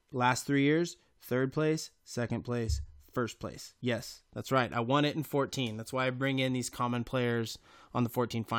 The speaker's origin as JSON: {"language": "English", "town": "Fresno", "region": "California", "country": "United States", "said": "I'm from Fresno"}